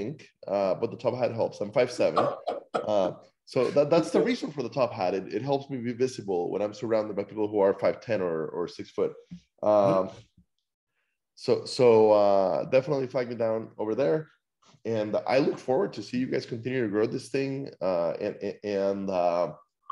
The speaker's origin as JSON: {"language": "English", "country": "Costa Rica", "also_born_or_lived": "Iowa, United States", "moved": "yes", "lives_now": "Atlanta, United States", "said": "I live in Atlanta, Georgia. I'm from Costa Rica originally, but I'm Iowan at heart. I went to school in Iowa, and I was in Iowa for 10 years"}